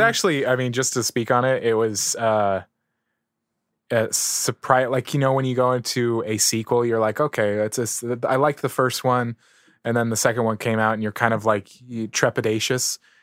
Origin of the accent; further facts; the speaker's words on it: San Diego, California, United States; I grew up in San Diego